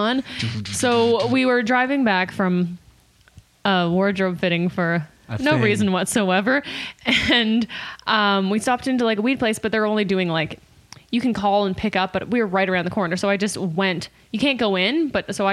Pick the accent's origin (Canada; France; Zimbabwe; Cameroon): Canada; now in California, United States; I'm Canadian